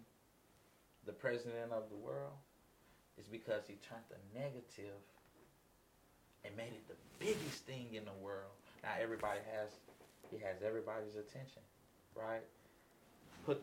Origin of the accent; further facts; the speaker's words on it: Los Angeles, California, United States; I grew up in Los Angeles, California